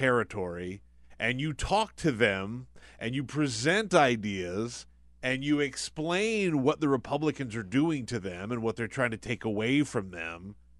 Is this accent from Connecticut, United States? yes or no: no; South Carolina, United States; I'm from South Carolina. Mm-hmm. I got a lot of family members down in South Carolina.